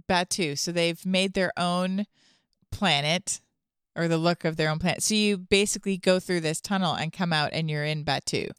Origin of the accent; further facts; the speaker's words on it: Toronto, Ontario, Canada; now in Franklin; I'm from Toronto